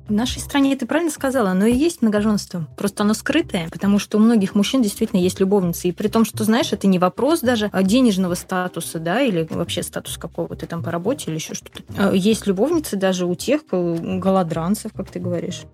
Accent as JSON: {"language": "Russian", "country": "Russia", "tie": "born or raised there", "said": "я родилась в России христианкой"}